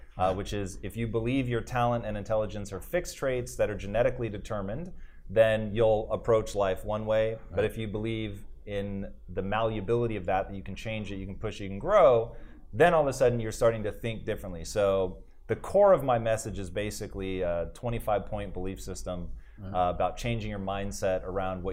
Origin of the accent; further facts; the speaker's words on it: Tacoma, Washington, United States; I grew up in Tacoma, Washington